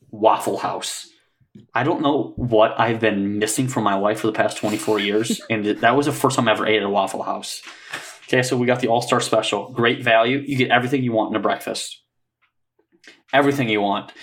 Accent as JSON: {"language": "English", "region": "Michigan", "country": "United States", "said": "we're from Michigan"}